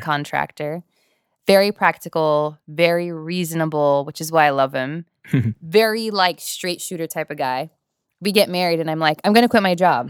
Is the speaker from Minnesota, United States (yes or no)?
no; Whittier, California, United States; also born or lived in Norwalk, California; I live in Whittier, California. I've lived there my entire life.